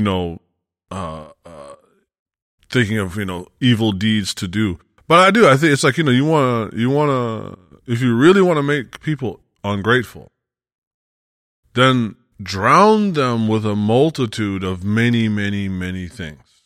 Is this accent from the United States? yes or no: yes; United States; we're both Westerners, you know, we're both from America